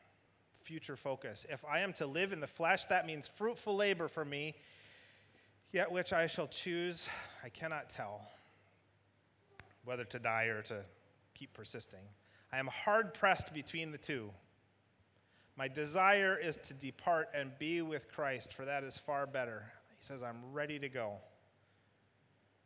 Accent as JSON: {"language": "English", "region": "Michigan", "country": "United States", "said": "United States, Michigan."}